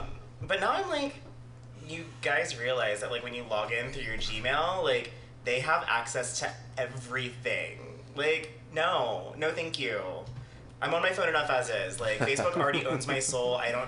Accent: East Coast, United States; moved away; I do drag in Baltimore every now and then because I'm from the East Coast.

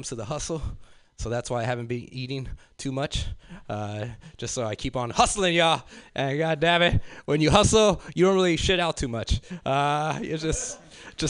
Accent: Los Angeles, California, United States; growing up in South Central.

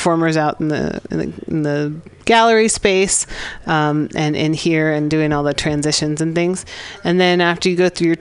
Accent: San Francisco, California, United States; also born or lived in Santa Barbara; I grew up in San Francisco near Ocean Beach, and then went to UC Santa Barbara

